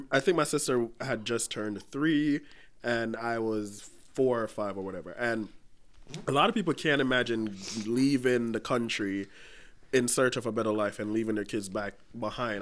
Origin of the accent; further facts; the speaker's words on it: Jamaica; moved away; I grew up in Jamaica.